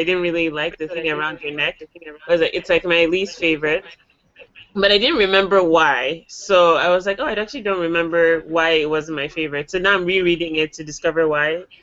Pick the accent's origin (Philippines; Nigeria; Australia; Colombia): Nigeria; as a Nigerian